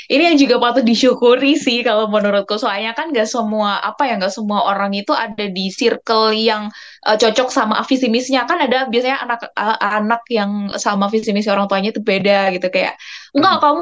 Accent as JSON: {"language": "Indonesian", "region": "Java", "country": "Indonesia", "said": "Iya sih, maksudnya aku sebagai orang Jawa pun ketika dengerin itu kayak uh, awalnya kan nggak nggak paham banget nih ya sama lagu ini"}